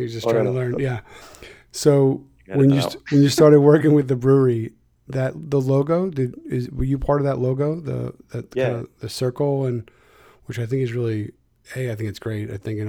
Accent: Philadelphia, Pennsylvania, United States; moved away as an adult; now in Connecticut, United States; I'm from Philadelphia here in the States, but I live in Connecticut, which is about, you know, 2.5 hours away.

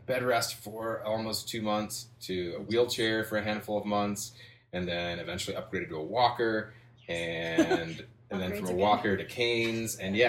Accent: Midwest, United States; I grew up in the Midwest. I went to like a prep high school with a lot of smart kids

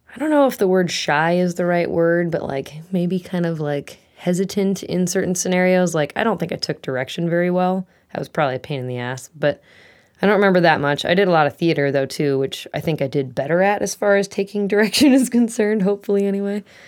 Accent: Eagan, Minnesota, United States; moved away as an adult; now in Maple Falls, United States; I am from Eagan, Minnesota is where I grew up, um, till I was about twenty-two, twenty-three

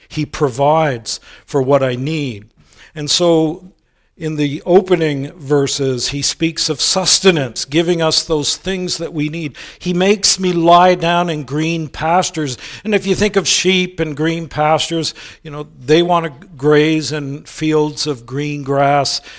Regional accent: United States; moved away as an adult; now in Canada; many of you know I'm originally an American, became a Canadian in two thousand seven

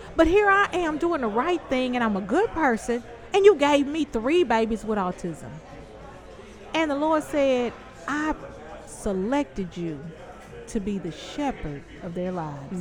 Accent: Louisiana, United States; moved away

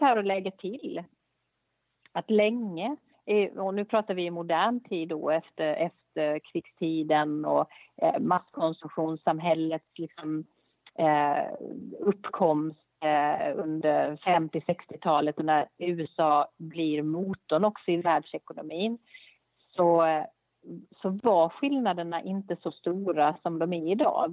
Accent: Sweden

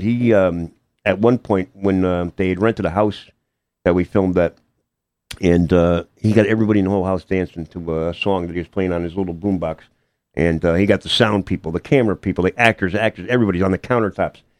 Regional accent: Hamden, Connecticut, United States; I'm from Hamden, grew up, born and bred, um, went to Hamden High School

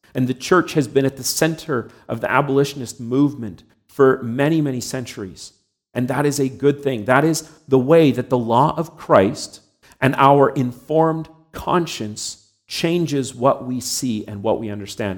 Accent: Canada; I was born and raised here in Canada.

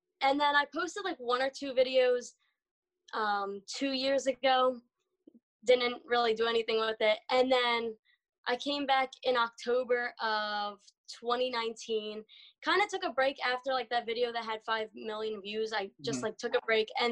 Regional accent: New Jersey, United States; I'm from Jersey

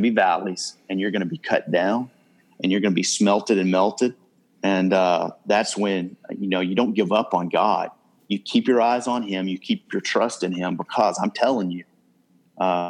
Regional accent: North Louisiana, United States; now in Plano, United States; grew up in a relatively small town in North Louisiana.

